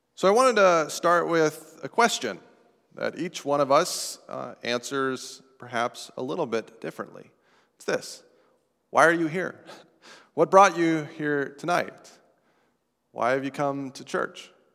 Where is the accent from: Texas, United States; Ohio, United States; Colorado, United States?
Colorado, United States; Estes Park; moved away; my hometown of Estes Park, Colorado